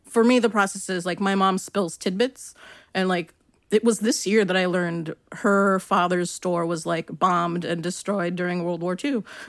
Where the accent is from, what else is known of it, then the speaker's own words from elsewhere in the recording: Long Beach, California, United States; I'm from Long Beach, which is, you know, in L A County